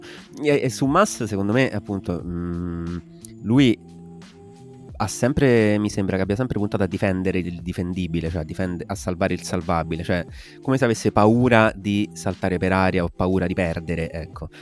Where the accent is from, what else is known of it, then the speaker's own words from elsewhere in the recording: Southern Italy, Italy; noi qui giù, noi terroni al sud